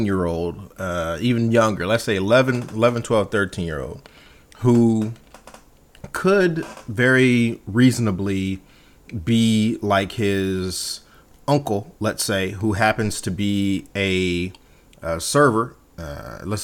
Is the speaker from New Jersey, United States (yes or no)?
no; Compton, California, United States; I grew up in Compton.